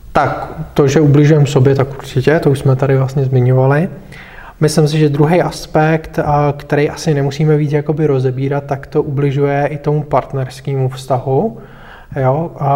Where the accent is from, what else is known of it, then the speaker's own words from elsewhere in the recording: Bohemia, Czechia; u nás v Čechách